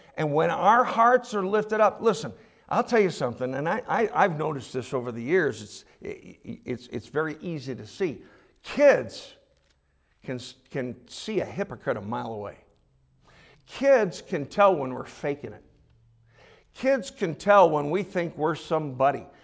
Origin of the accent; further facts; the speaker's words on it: United States; as American Christians